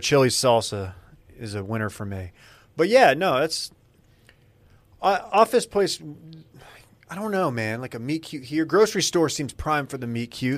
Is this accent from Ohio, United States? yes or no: no; North Texas, United States; moved away as an adult; now in Austin, United States; I'm from North Texas